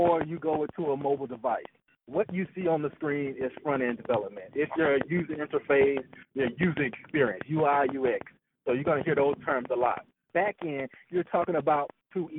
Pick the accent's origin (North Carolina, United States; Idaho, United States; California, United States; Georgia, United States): Georgia, United States; Bainbridge; I grew up in Georgia, Bainbridge, Georgia